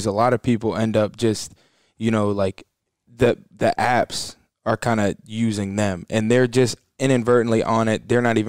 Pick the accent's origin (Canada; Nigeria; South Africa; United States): United States; Georgia; And I'm from Georgia.